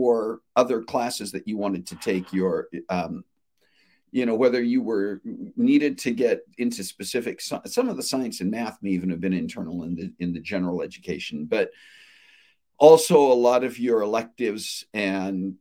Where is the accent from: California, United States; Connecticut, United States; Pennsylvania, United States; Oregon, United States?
Oregon, United States; Portland; moved away; I grew up in Portland, east side of Portland.